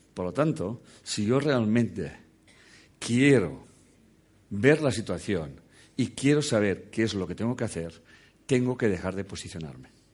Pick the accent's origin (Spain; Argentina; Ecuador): Spain; Catalonia; soy catalán